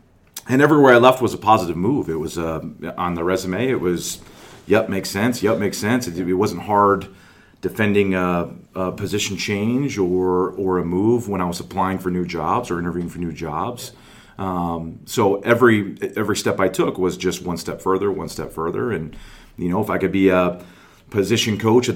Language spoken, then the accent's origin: English; Chicagoland area, Illinois, United States; moved away as an adult; also born or lived in Cincinnati, Ohio; originally from Chicagoland area, from the northwest suburbs